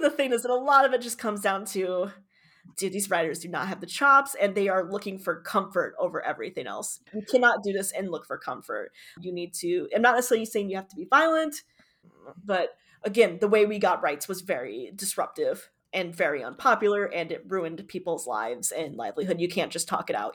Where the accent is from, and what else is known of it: Michigan, United States; born or raised there